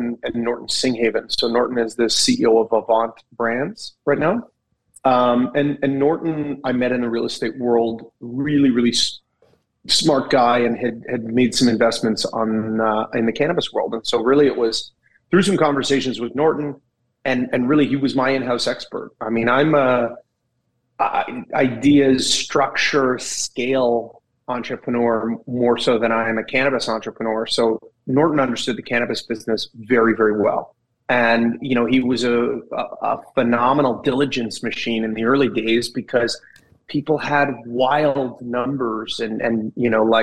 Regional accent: Kelowna, British Columbia, Canada; growing up in Kelowna

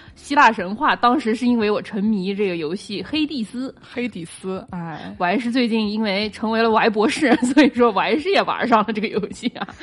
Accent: Nanjing, Jiangsu, China; 我最近作为一个南京人

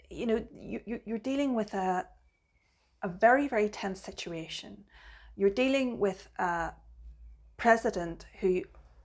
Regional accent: Belfast, Northern Ireland, United Kingdom; I grew up in Belfast

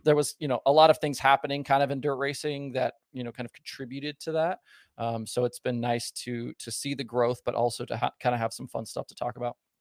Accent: Southern Oregon, United States; Southern Oregon, where I'm from, it was a big logging area, um, and not far from one of the mills near my house was the old Medford Speedway

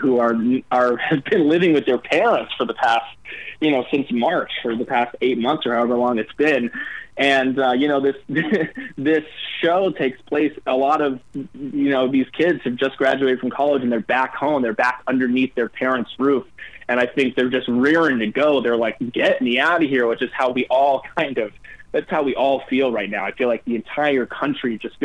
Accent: New York, United States; also born or lived in Los Angeles; I'm born and raised in New York

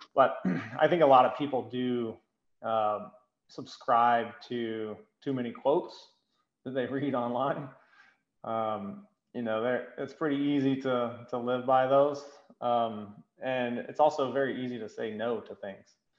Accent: Greenville, South Carolina, United States; I'm from Greenville

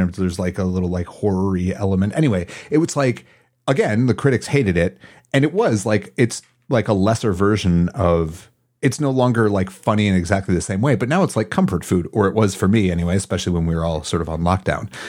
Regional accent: Madison, United States; moved away as an adult; I grew up in Madison

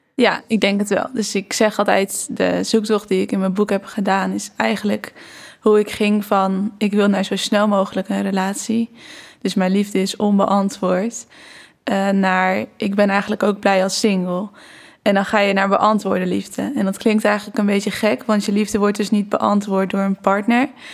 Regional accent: Barneveld, Gelderland, Netherlands; ik ben opgegroeid in Barneveld

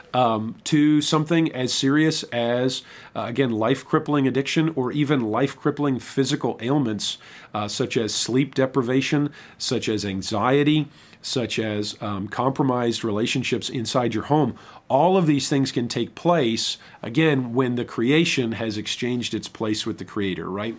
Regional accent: Michigan, United States; moved away as an adult; also born or lived in Saint Louis, Missouri / Southern Illinois; I'm originally from Michigan

